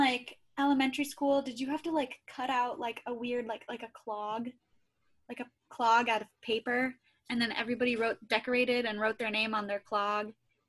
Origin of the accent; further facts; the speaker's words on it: Ohio, United States; moved away; I am from Ohio